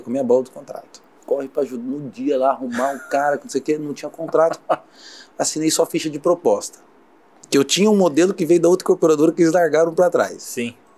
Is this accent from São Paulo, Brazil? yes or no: yes; Osasco, São Paulo, Brazil; eu vim da periferia de Osasco, né, na Grande São Paulo